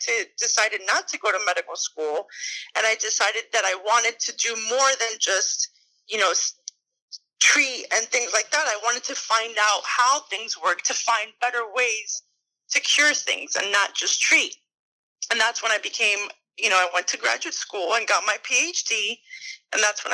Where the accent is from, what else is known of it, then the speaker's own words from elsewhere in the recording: Miami, Florida, United States; I'm from Miami, Florida. I was born and raised here